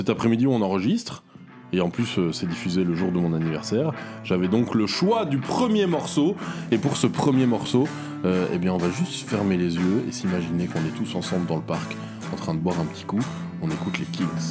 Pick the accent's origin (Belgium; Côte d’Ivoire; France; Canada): Belgium; chez nous en Belgique